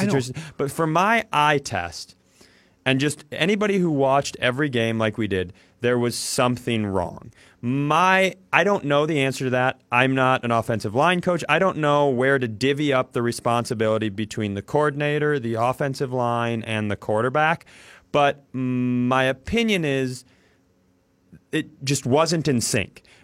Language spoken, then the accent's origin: English; Worthington, Minnesota, United States; I grew up in Worthington, Minnesota